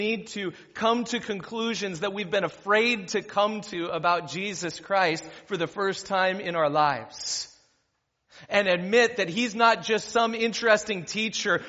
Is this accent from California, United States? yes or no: yes; Ventura County, California, United States; I grew up in Ventura County